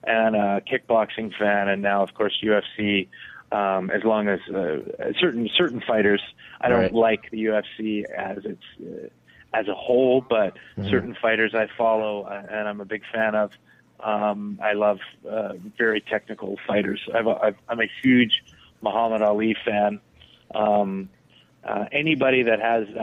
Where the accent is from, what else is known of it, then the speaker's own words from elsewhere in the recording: Canada; I'm Canadian